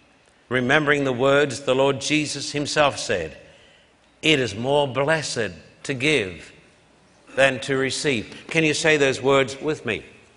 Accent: Brisbane, Queensland, Australia; I left home when I was 16 years of age, a skinny boy growing up in Brisbane. My parents paid for my train fare, and I traveled almost 1,000 miles up into the tropics.

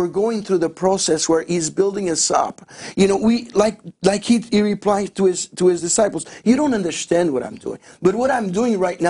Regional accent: Azores, Portugal; moved away; also born or lived in Winnipeg, Canada; I was born in Portugal, in the Azores Islands, right in the middle of the Atlantic

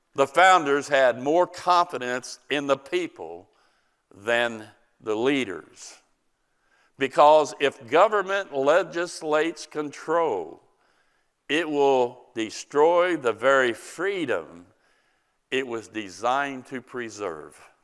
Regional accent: United States; as an American citizen

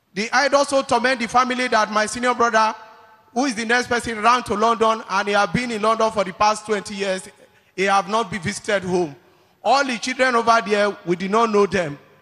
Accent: Delta, Nigeria; I come from Delta State

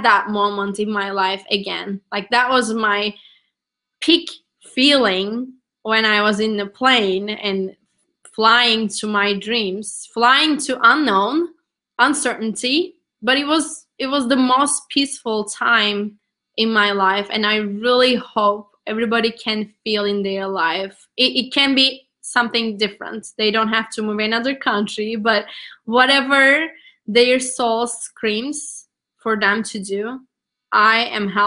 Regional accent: Turkey; English is a second language; moved away as an adult; now in United States; I'm from Turkey

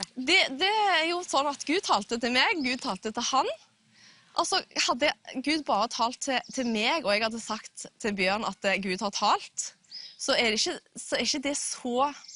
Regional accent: Jørpeland, Rogaland, Norway; jeg kommer fra Fiskå ved Jørpeland utenfor Stavanger.

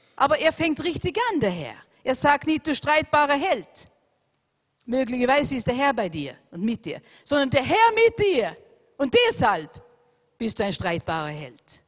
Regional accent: Austria; unser wunderschönes Land Österreich

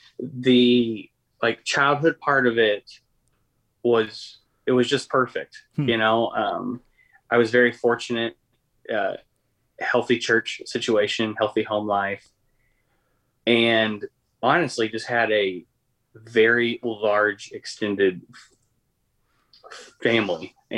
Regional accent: Punxsutawney, Pennsylvania, United States; also born or lived in Kentucky; now in Nashville, United States; And grew up in Punxsutawney, Pennsylvania, home of the Groundhog.

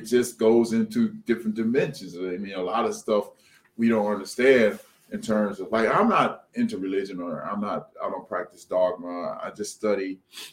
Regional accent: Omaha, Nebraska, United States; moved away as an adult; now in Minneapolis, United States; I'm originally from Omaha, but I've been here since 1989.

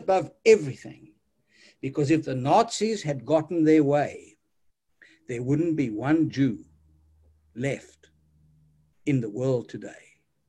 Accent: South Africa; Listen, I came from South Africa and I saw that 30 million people were dehumanized and robbed of their human dignity

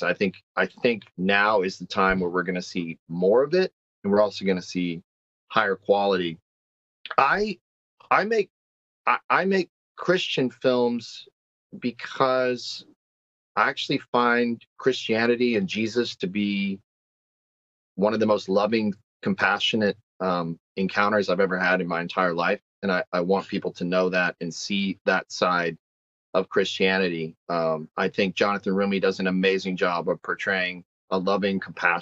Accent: Texas, United States; now in Nashville, United States; I'm born in the South, born, raised in the South. I'm a Texan.

